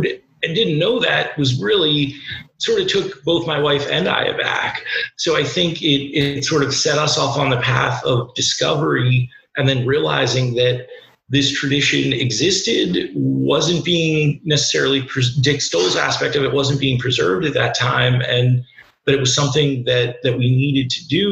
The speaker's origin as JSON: {"language": "English", "area": "Lancaster County", "region": "Pennsylvania", "country": "United States", "tie": "born or raised there", "also_born_or_lived": "Brooklyn, New York", "moved": "as an adult", "said": "growing up in Lancaster County"}